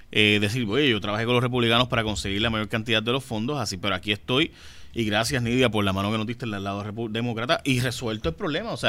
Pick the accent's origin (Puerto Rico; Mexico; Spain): Puerto Rico; a la larga todas somos puertorriqueños, queremos lo mejor para Puerto Rico